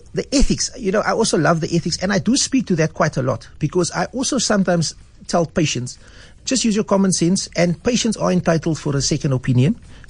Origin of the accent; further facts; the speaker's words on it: Cape Town, Western Cape, South Africa; I was born and bred in Manenberg, grew up there, went to primary school in Manenberg, high school in Mowbray at Rhodesay.